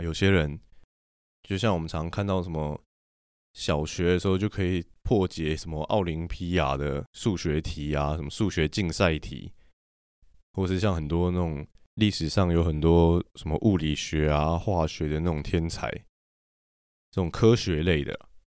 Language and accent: Chinese; Taiwan; 中华民国不是我们的国家吗